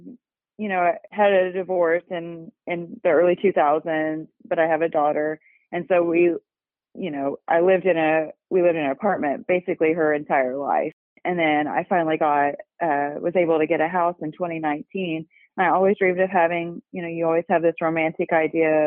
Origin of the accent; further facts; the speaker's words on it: Claremore, Oklahoma, United States; I was born in Claremore, Oklahoma